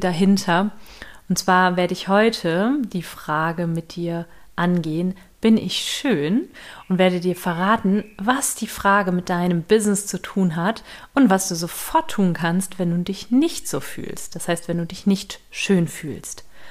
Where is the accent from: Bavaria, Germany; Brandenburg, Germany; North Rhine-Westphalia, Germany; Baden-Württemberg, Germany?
North Rhine-Westphalia, Germany; Düsseldorf; moved away; ich hier in Düsseldorf bin, in meiner alten Heimat bei meiner Mutter